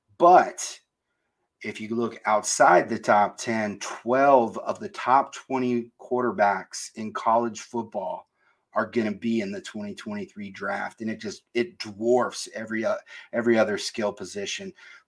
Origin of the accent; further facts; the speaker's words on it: Florida, United States; also born or lived in Columbus, Ohio; I grew up in Florida. I moved to Columbus for a couple of years when I was in elementary school